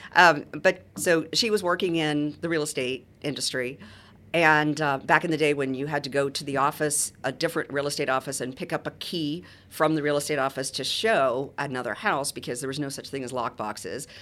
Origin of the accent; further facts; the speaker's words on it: Boca Raton, Florida, United States; also born or lived in Muncie, Indiana; I grew up in Boca Raton